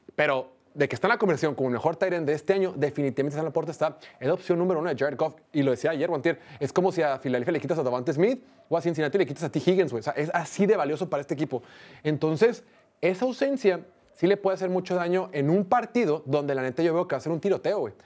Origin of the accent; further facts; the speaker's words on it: Mexico; como mexicanos